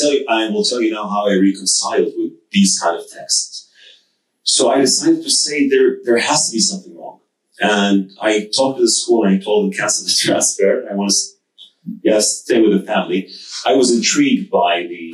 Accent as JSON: {"language": "English", "country": "Saudi Arabia", "tie": "born or raised there", "moved": "yes", "lives_now": "United Arab Emirates", "said": "I was born and raised in Saudi Arabia to a Saudi Egyptian family."}